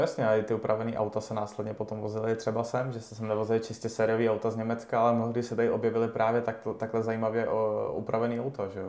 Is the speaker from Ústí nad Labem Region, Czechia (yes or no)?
yes; Ústí nad Labem Region, Czechia; u nás na Ústecku